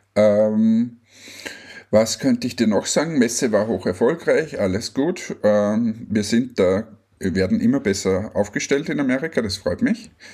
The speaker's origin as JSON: {"language": "German", "country": "Austria", "said": "als Österreicher"}